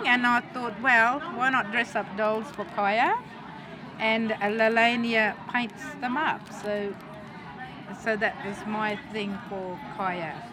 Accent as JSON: {"language": "English", "town": "Mossman", "region": "Queensland", "country": "Australia", "said": "I am a traditional elder in the Googie Yalindu tribe in Mossman"}